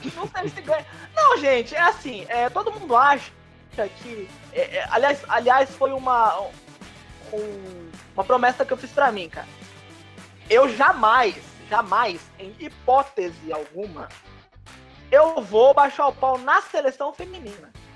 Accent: Brazil; nós, como brasileiros

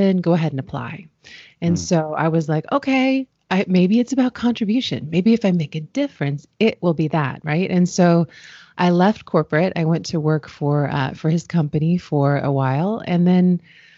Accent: Washington, District of Columbia, United States; I grew up in Washington, D.C. in the U.S.

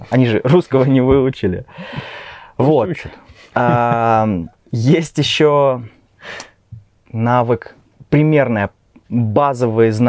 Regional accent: Kaliningrad, Kaliningrad Oblast, Russia; moved away as an adult; now in Minsk, Belarus

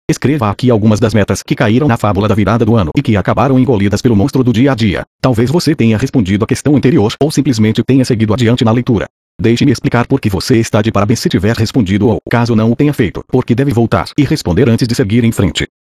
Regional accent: Rio de Janeiro, Brazil; born there; Sou filho do Jerônimo e da Célia e nasci em Botafogo, no Rio de Janeiro.

